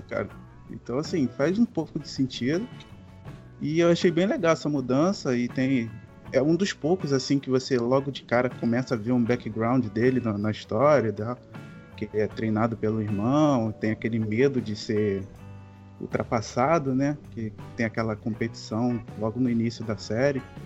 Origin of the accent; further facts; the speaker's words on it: Rio de Janeiro, Brazil; Sou, sou, do Rio de Janeiro